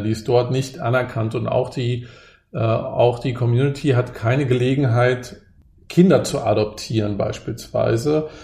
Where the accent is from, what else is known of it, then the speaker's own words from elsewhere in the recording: Germany; ich wurde ja in der DDR geboren